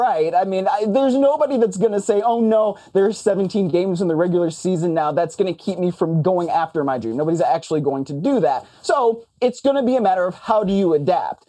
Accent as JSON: {"language": "English", "town": "Cleveland", "region": "Ohio", "country": "United States", "tie": "born or raised there", "said": "I grew up in Cleveland"}